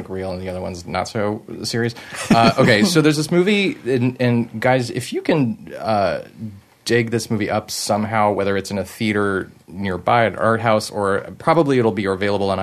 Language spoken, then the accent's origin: English; Canada; I'm French Canadian.